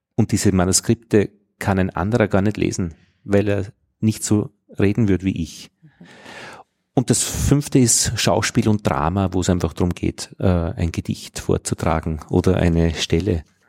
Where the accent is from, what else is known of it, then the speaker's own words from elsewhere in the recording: Innviertel, Upper Austria, Austria; accent: Innviertel dialect; einem direkt sprechenden Inviertler in meinem Fall